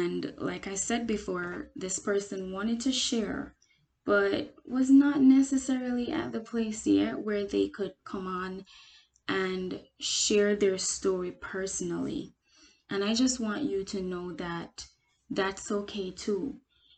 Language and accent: English; Jamaica; now in United States; I am Jamaican. The United States, of course, again, because I live here